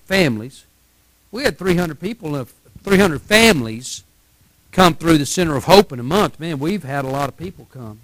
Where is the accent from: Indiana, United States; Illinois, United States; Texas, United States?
Texas, United States